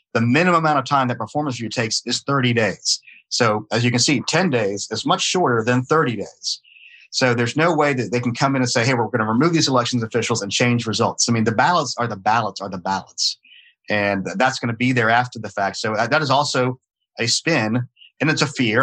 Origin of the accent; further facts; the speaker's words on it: Atlanta, Georgia, United States; accent: not a heavy Southern accent; i'm born in georgia i was raised in georgia I don't have a really heavy Southern accent because I was raised in Atlanta